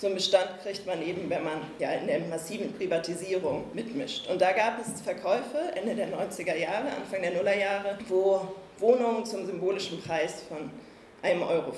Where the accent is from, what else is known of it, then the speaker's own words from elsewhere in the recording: Berlin, Germany; ich komme aus Berlin